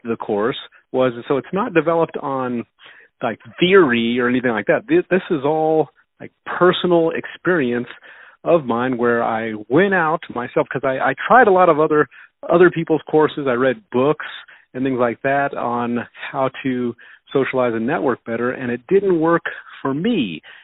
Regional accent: Denver, Colorado, United States; also born or lived in Houston, Texas; I was raised in Denver, Colorado. I'm still in Denver, Colorado. I was born in Houston, Texas.

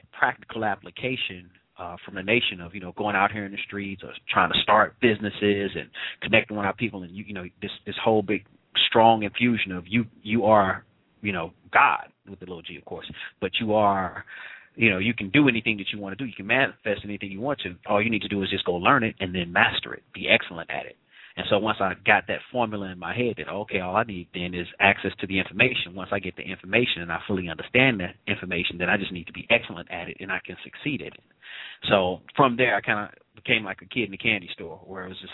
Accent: St. Louis, Missouri, United States; I'm from St. Louis, but, you know, just a young brother, came up in the city

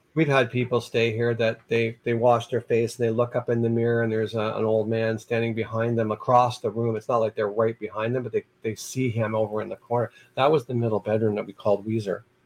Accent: Niagara Falls, Ontario, Canada; I was from Niagara Falls

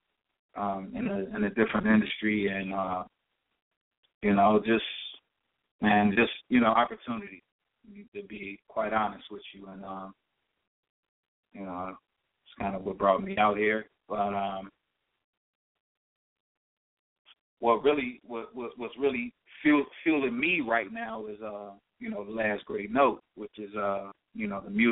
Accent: Cincinnati, Ohio, United States; now in Los Angeles, United States; I'm from Cincinnati, as I said before. I grew up downtown Cincinnati

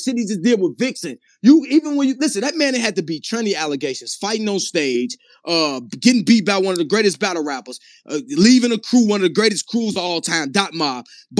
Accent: Midwest, United States; I'm from the Midwest.

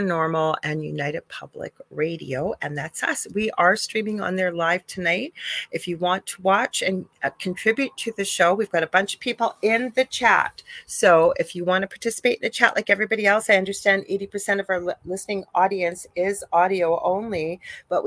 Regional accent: Canada; I am a Canadian spiritual medium

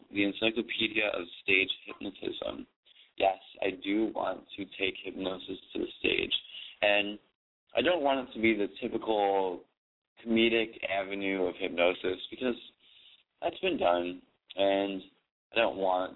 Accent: Buffalo, New York, United States; now in New York City, United States; I was born in Buffalo

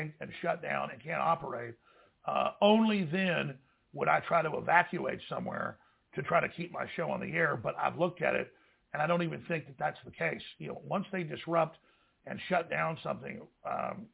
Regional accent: Dallas, Texas, United States; growing up in Dallas

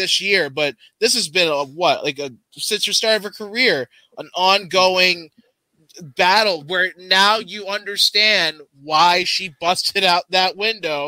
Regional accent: United States; as an American

